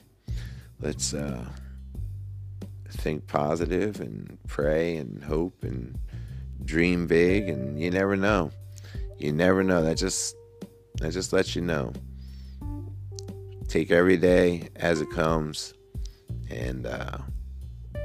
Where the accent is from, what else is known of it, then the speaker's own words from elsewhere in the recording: Woodstown, New Jersey, United States; my hometown, for my school.